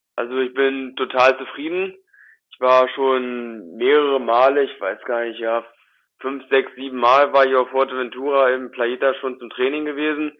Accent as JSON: {"language": "German", "town": "Wolfsburg", "region": "Lower Saxony", "country": "Germany", "tie": "born or raised there", "said": "ich bin in Wolfsburg äh, geboren und aufgewachsen, beziehungsweise in der Nähe von Wolfsburg, mehr so auf einem kleinen Dorf, zehn Kilometer von Wolfsburg weg."}